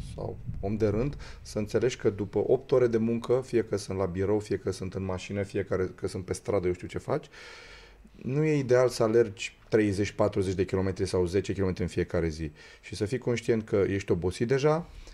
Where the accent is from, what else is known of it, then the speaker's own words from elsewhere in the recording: Romania; noi ca români